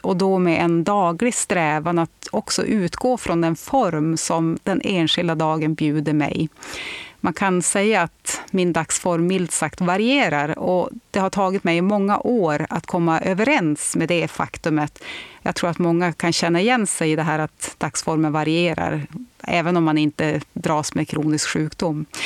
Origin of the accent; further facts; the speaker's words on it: Örnsköldsvik, Västernorrland County, Sweden; moved away; also born or lived in England; hemma i Lilla Övik